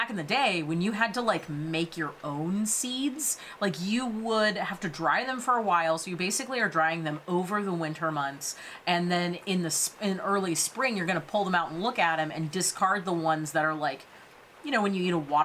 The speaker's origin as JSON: {"language": "English", "region": "California", "country": "United States", "said": "we are from California"}